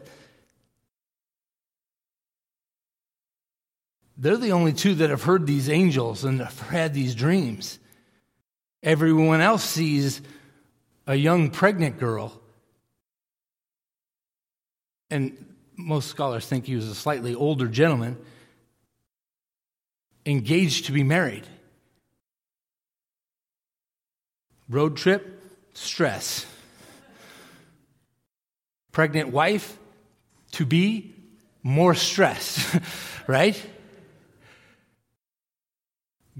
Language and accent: English; Millis, Massachusetts, United States; I grew up in Millis, Massachusetts